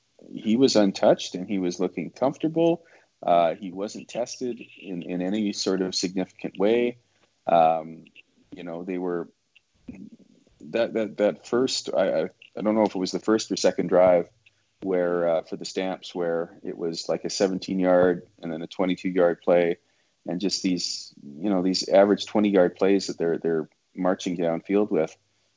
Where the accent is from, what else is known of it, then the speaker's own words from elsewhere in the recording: Edmonton, Alberta, Canada; moved away; Like every year, I moved here in 2011 from Edmonton, which was the last year that the Esks won this stupid thing.